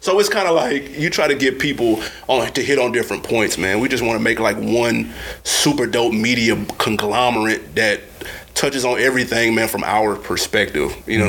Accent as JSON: {"language": "English", "town": "Nashville", "region": "Tennessee", "country": "United States", "said": "because I'm from Tennessee. I'm from Nashville."}